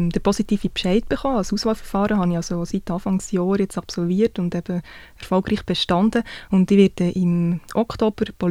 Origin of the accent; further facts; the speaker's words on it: Solothurn, Switzerland; now in Canton of Bern, Switzerland; ich bin 33. Ich bin im Kanton Solothurn aufgewachsen, wohne jetzt aber im Kanton Bern.